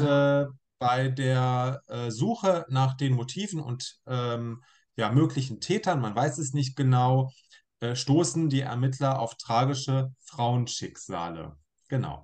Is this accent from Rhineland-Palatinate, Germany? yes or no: no; Braunschweig, Lower Saxony, Germany; moved away as an adult; also born or lived in Hildesheim; now in Hannover, Germany; ich gebürtiger Braunschweiger bin, der aber in Hannover lebt und arbeitet